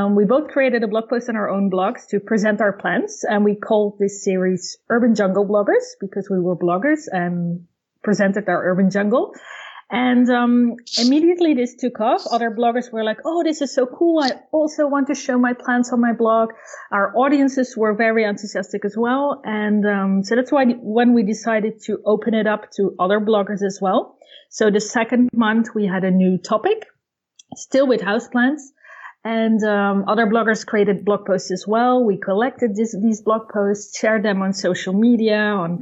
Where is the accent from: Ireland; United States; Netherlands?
Netherlands; also born or lived in near Paris, France; now in France; I grew up in Holland and I've been living in France for over two decades